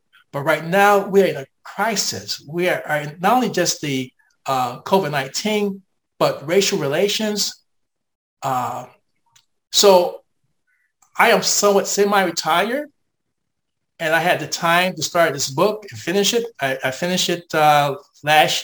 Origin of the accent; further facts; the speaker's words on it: United States; as an American